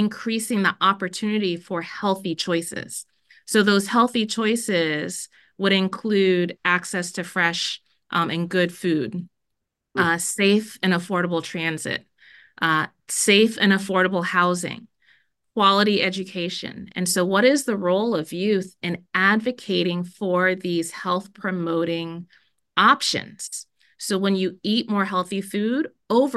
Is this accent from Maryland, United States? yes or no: no; Miami, Florida, United States; also born or lived in Jamaica; now in Minnesota, United States; I was born in Jamaica. My parents left Jamaica and took us to Miami when I was really little